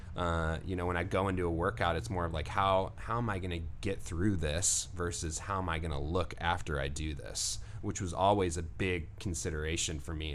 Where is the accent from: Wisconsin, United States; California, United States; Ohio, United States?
California, United States; Santa Cruz; I'm from Santa Cruz